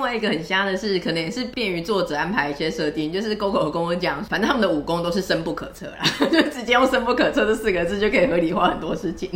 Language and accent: Chinese; Taiwan; 我们台湾人都很爱